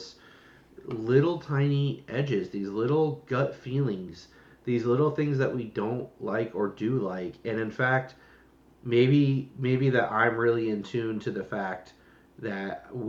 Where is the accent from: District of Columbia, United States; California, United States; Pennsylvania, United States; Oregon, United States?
California, United States; Los Angeles; I'm from Los Angeles